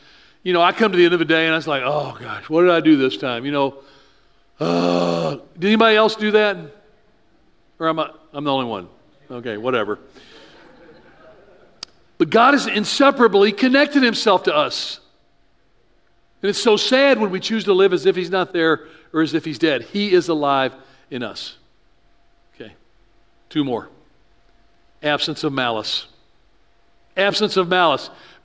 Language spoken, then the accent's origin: English; the South, United States; I grew up in the South.